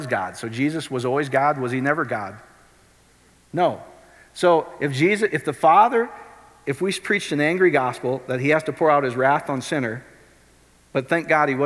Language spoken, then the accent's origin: English; Iowa, United States; I grew up in Iowa.